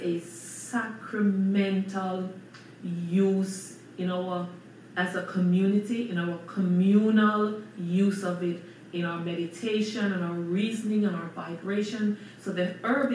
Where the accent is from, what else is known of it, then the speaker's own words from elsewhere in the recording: Jamaica; we as indigenous people of Jamaica